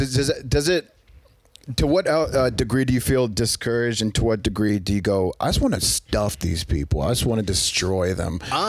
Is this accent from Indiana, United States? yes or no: no; Ohio, United States; now in Los Angeles, United States; I'm from Ohio.